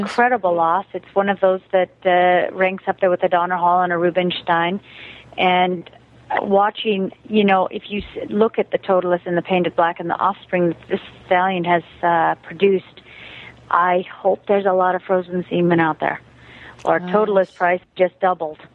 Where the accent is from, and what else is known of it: United States; moved away as an adult; also born or lived in Germany